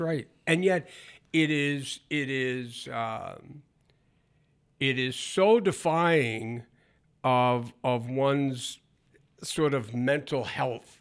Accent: northern Maine, United States; moved away; also born or lived in Michigan; I was born and brought up in Maine

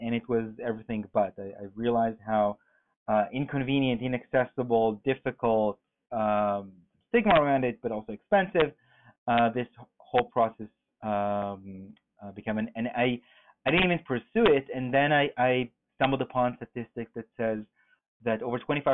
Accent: Israel; moved away as an adult; Born and raised in Israel, moved here almost 10 years ago with my third company

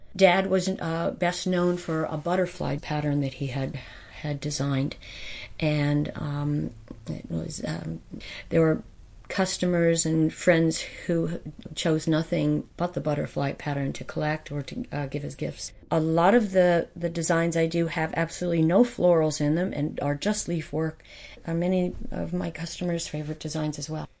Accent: White Mills, Pennsylvania, United States; I grew up in White Mills

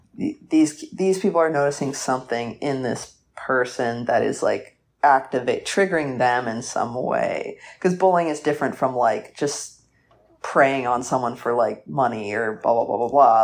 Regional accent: Atlanta, Georgia, United States; I'm from Atlanta, like, outside Atlanta

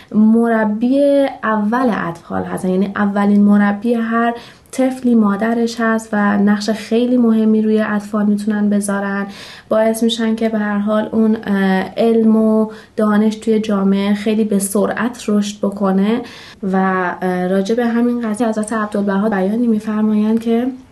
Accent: Shiraz, Fars, Iran; 29 سالمه و اهل شیراز هستم

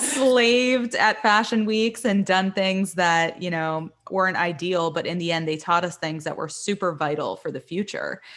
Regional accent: Miami, Florida, United States; moved away as an adult; also born or lived in New York; I'm from Miami. I moved to New York when I was eighteen.

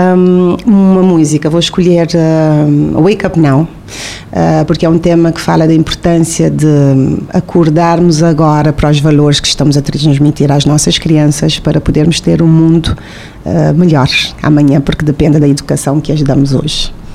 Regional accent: Cape Verde; moved away as an adult; also born or lived in Tarrafal, Santiago, Cape Verde / Portugal; eu nasci em Santiago, no Tarrafal de Santiago, mas também passei a minha infância entre Praia e Mindelo

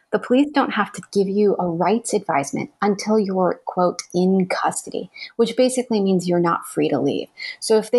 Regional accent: Arizona, United States; moved away; my home state of Arizona

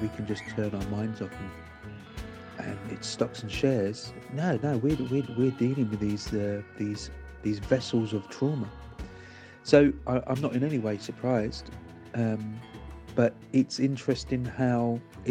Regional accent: London, United Kingdom; I grew up in London

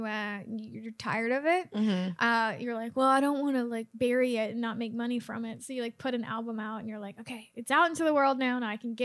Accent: Cincinnati, Ohio, United States; I'm a comedian from Cincinnati

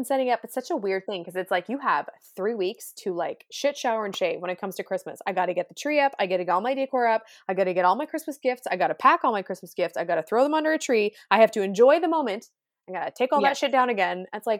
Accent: West Coast, United States; young man, I'm from the West Coast. Okay. I've seen a whale or two.

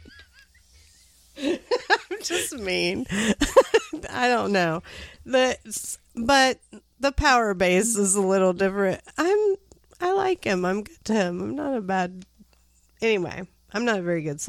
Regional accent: United States; I am an American

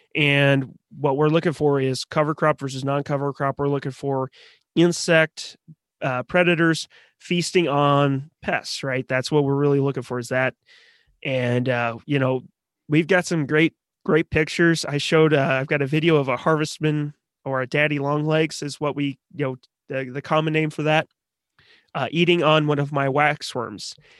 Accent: Missouri, United States; I grew up in Missouri

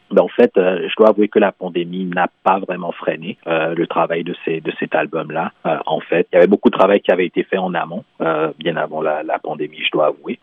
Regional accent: Benin; moved away; au Bénin, euh, qui est mon pays d'origine

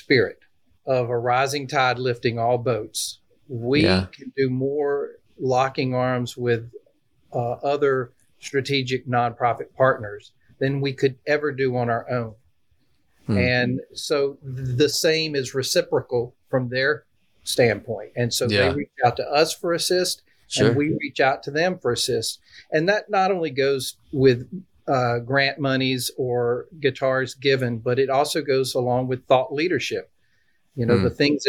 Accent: Peak, South Carolina, United States; now in Nashville, United States; Home's in a little town in South Carolina. I actually grew up, rural. We had 5 acres, gardens, and little town called Peak, South Carolina

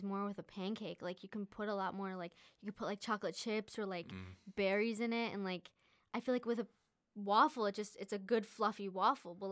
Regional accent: United States; being the only one that was, like, born in America

